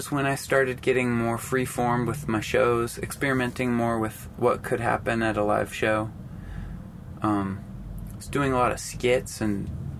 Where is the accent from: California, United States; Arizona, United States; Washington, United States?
Washington, United States; Anacortes; born or raised there